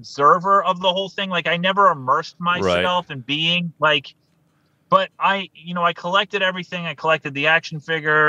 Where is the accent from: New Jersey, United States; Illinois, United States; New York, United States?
New York, United States; I grew up in New York State